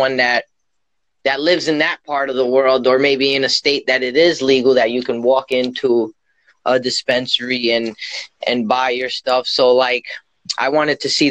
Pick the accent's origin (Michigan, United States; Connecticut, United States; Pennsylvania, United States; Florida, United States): Pennsylvania, United States; I am from Pennsylvania in the United States.